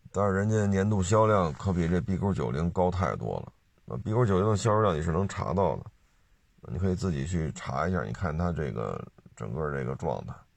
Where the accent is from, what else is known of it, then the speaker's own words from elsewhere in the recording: China; 作为中国人来讲